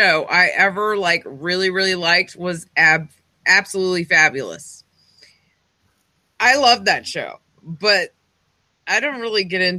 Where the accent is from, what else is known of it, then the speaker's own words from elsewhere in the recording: United States; we're American.